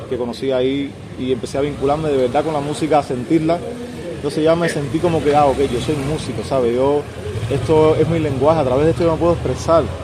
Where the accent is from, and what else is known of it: Santa Clara, Villa Clara, Cuba; moved away; also born or lived in Havana